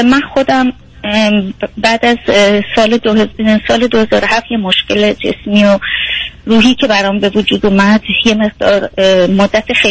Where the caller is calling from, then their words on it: Germany; از آلمان هستم